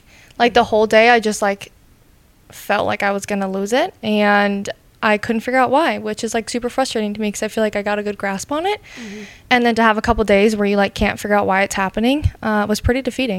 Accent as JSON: {"language": "English", "region": "South Dakota", "country": "United States", "tie": "born or raised there", "said": "I grew up in South Dakota."}